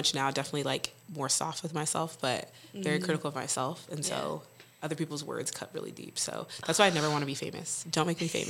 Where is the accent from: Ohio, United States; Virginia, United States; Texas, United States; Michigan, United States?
Texas, United States; El Paso; born or raised there; moved away